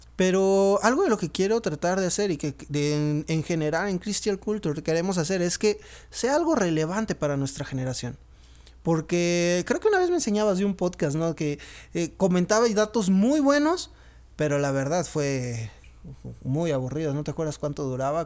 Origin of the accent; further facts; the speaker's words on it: Monterrey, Nuevo León, Mexico; now in Pachuca, Mexico; soy originario de Monterrey, vivo en Pachuca Hidalgo